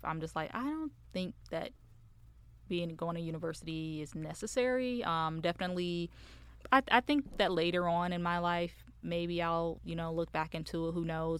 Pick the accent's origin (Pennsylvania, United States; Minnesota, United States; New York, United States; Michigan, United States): Michigan, United States; moved away as an adult; now in Dallas, United States; So I am originally from Michigan. Um, I came out here in, to Dallas in two thousand and, uh, two, late two thousand seventeen.